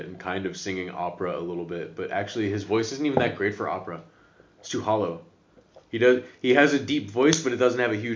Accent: United States; moved away as an adult; now in Netherlands; Being an American

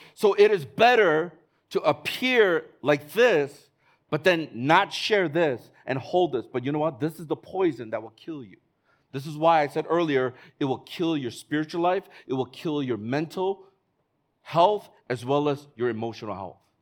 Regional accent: Chicago, Illinois, United States; now in Hong Kong; I'm from Chicago.

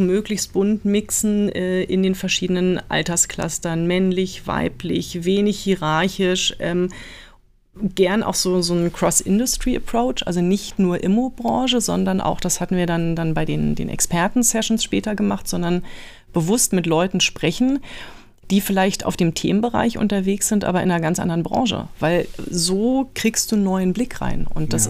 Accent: Berlin, Germany; now in Munich, Germany; geboren bin ich, wie, wie du schon gesagt hast, im, im Süden von, von Berlin

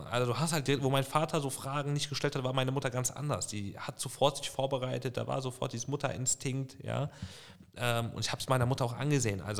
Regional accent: Bonn, North Rhine-Westphalia, Germany; ich bin in Bonn groß geworden, Bonn aufgewachsen äh, und wächst dann nach Lautern. Das war ein riesen Kulturschock.

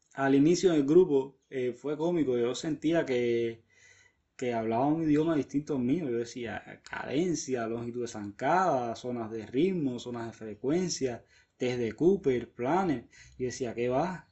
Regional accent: Havana, Cuba; soy de La Habana, Cuba.

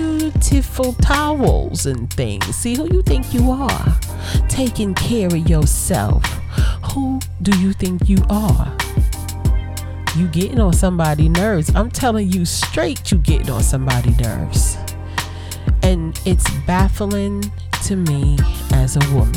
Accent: Brooklyn, New York, United States; I'm from Brooklyn, but I'm from a different type of Brooklyn.

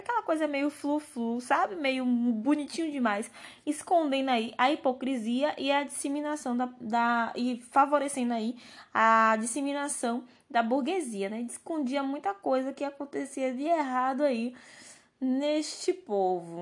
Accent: Brazil

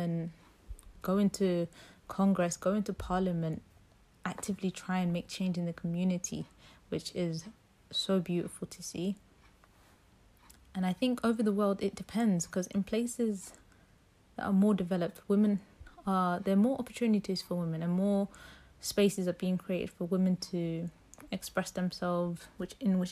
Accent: London, United Kingdom; growing up in London

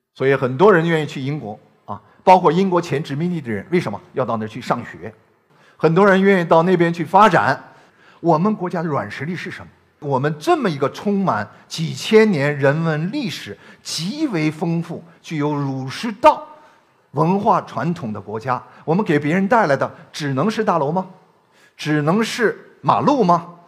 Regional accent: China; 这是我们中国人要进行文化反思的一个核心问题

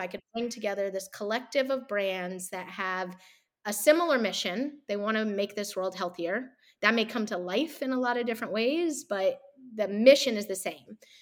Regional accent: the South, United States; I grew up in the South and around a lot of religion.

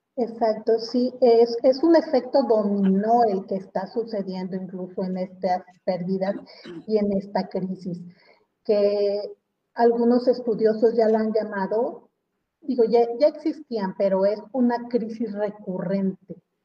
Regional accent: Mexico; como mexicanos

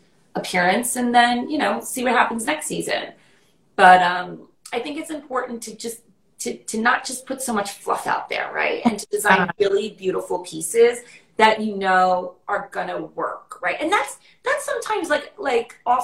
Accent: New York City, New York, United States; people, when they see me and meet me, they think I'm not from New York. And then I start talking and they're like, okay

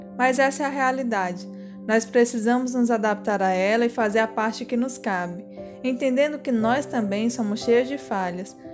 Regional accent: Brazil; nasci no Brasil

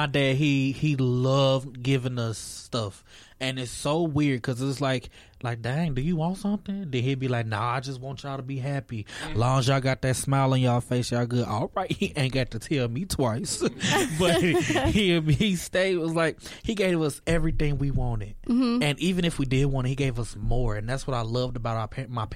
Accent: Naperville, Illinois, United States; moved away; I'm not from here. I'm from Chicago.

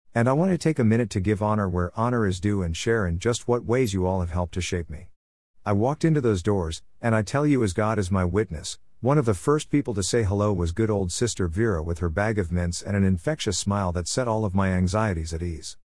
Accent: Griffith, Indiana, United States; moved away as an adult; now in Champaign, United States; I moved to Champaign back in twenty fourteen from my hometown of Griffith, Indiana

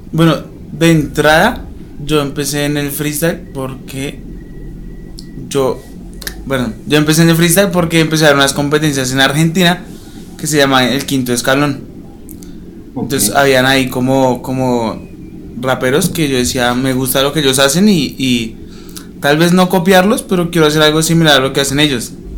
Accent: Bogotá, Colombia; also born or lived in Condoto, Chocó; no nací allá, yo nací en Bogotá

